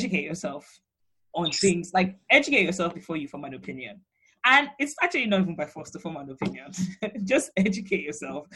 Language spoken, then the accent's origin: English; Nigeria; growing up in Nigeria, you don't really question it